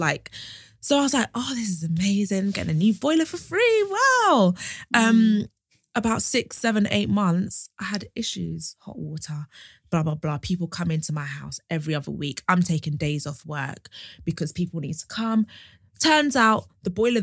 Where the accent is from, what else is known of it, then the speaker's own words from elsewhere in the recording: London, United Kingdom; moved away as an adult; now in Essex, United Kingdom; I'm from London. I live in Essex now.